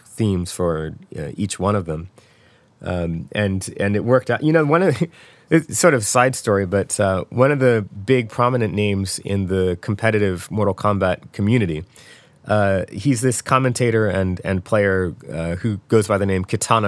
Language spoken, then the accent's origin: English; Philadelphia, Pennsylvania, United States; We're actually both from Philadelphia